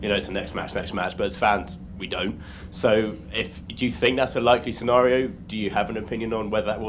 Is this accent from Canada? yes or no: no; England, United Kingdom; being an Englishman here